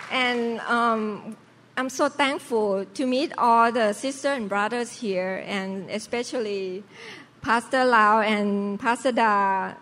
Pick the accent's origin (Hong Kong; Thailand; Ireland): Thailand; Bangkok; now in United States; normal lifestyle Chinese family in Thailand. So we uh, in the uh, merchant's family, so we sell fruit uh, in Sipraya city in Bangkok. So I grew up, have to work